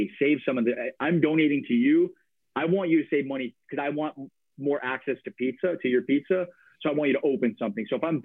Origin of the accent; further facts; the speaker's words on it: Chicago, Illinois, United States; moved away as an adult; also born or lived in Milwaukee, Wisconsin; now in Portland, United States; I'm from Chicago